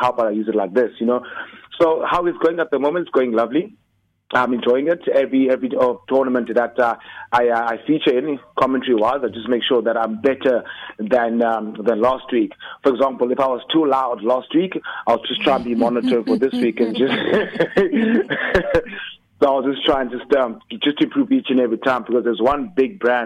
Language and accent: English; Queenstown, Eastern Cape, South Africa; moved away as an adult; also born or lived in Durban; born and bred in Queenstown